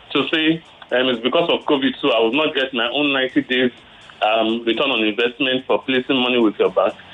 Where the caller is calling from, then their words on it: Lekki, Lagos, Nigeria; I'm calling from Lekki.